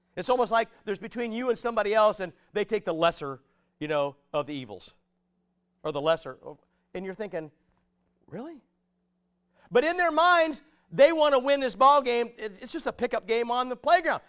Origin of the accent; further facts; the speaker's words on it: United States; I'm an American citizen